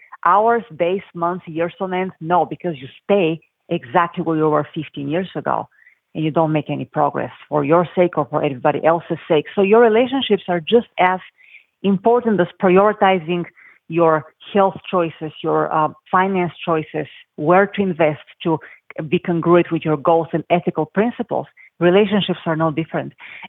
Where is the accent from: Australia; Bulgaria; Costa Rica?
Bulgaria; moved away; I came here with nothing from Bulgaria.